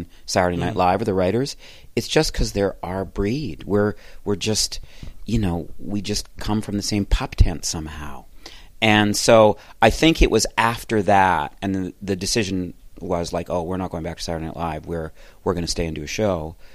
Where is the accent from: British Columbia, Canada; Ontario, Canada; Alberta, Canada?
Alberta, Canada; Calgary; moved away; also born or lived in Toronto; I grew up in Calgary